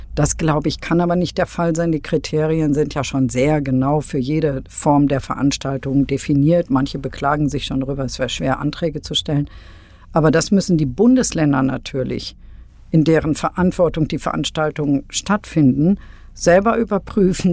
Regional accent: Münster, North Rhine-Westphalia, Germany; moved away as an adult; now in Berlin, Germany; Ich finde Münster ähm, äh, wunderschön, ist meine Heimatstadt, freue mich, bin immer dankbar, dass ich in diesem Ambiente groß geworden bin

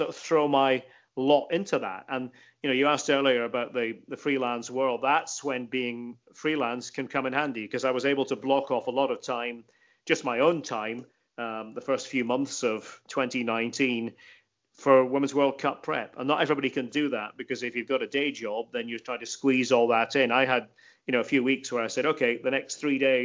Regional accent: Scotland, United Kingdom; I'm from Scotland

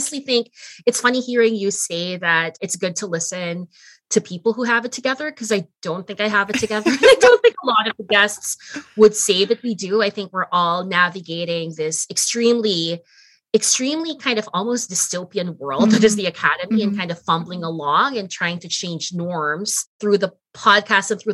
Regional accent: Philippines; now in Canada; I'm Filipino

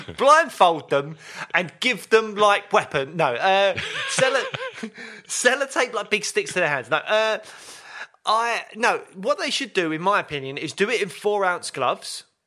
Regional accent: London, United Kingdom; I grew up in Peckham

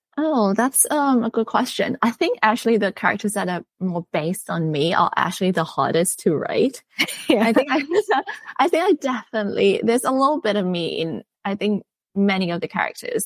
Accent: Bangkok, Thailand; I'm from Bangkok, Thailand. So I grew up in Bangkok

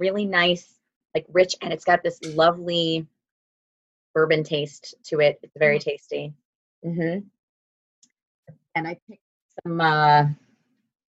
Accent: northern Minnesota, United States; moved away as an adult; also born or lived in Milwaukee, Wisconsin; now in Staten Island, New York, United States; When I was 10, we moved to northern Minnesota, And that is where I spent the bulk of my adolescence

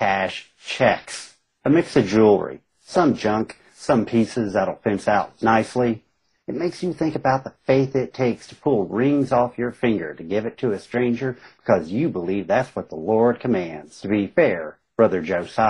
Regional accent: Southern West Virginia, Eastern Kentucky, United States; I come from, I grew up in Eastern Kentucky, Southern West Virginia, grew up a lot in fundamentalist religions

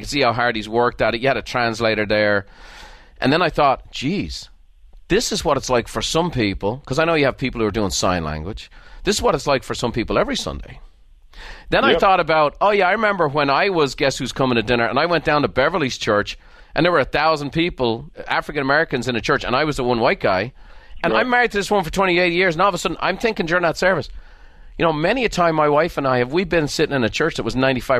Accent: Ireland; born or raised there

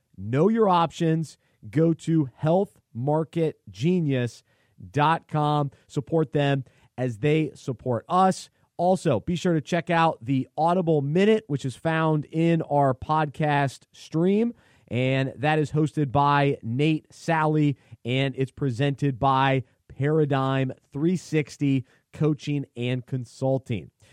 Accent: Charlotte, North Carolina, United States; I grew up in Charlotte, so I'm a little bit of a mix of everything.

